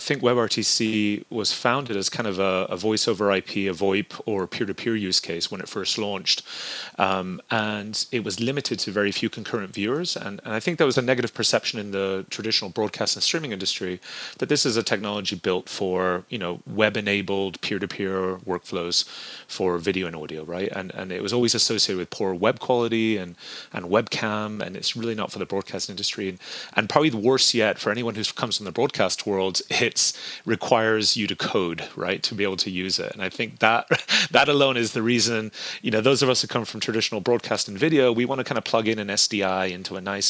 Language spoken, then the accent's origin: English; southern Spain, Spain; now in United States; So I grew up in southern Spain and I went to a British school growing up. My mother's American. I've lived in America now almost 20 years.